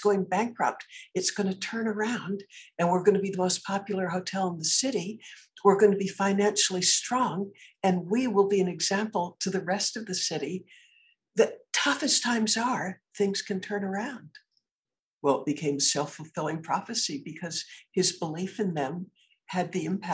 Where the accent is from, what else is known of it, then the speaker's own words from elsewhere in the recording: Concord, Massachusetts, United States; I was born in Concord, Massachusetts